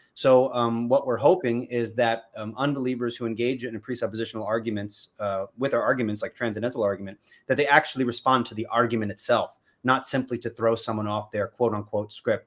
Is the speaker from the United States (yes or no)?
yes; Patchogue, New York, United States; now in North Carolina, United States; I was born and raised on Long Island, New York. I grew up in a little town called Patchogue